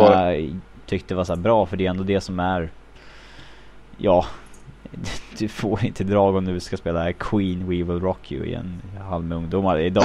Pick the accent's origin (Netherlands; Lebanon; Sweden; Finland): Sweden; moved away; för tio år sedan hemma i Sverige, det var liksom, som hockeyintresserad grabb